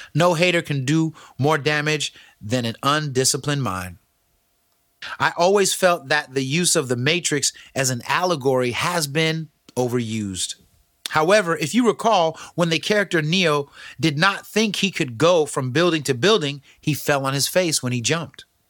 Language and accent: English; Pacifica, California, United States; San Andreas is a small school in Pacifica, California. That's where we used to go